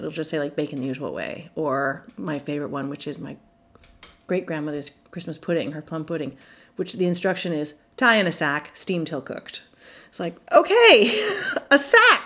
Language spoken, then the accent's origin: English; Montreal, Quebec, Canada; I grew up in Montreal in the suburbs